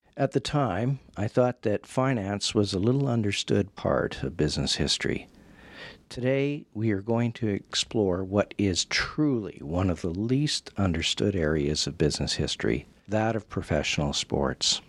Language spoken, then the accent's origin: English; Western Canada, Canada; growing up in Western Canada